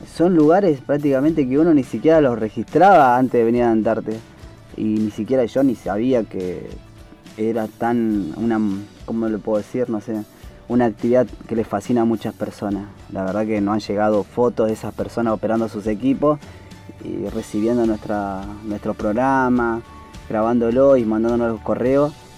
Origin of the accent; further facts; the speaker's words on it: Palpalá, Jujuy, Argentina; moved away as an adult; also born or lived in Buenos Aires; Yo soy de Jujuy, Pálpala, y este, me vine a Buenos Aires porque mi tío era militar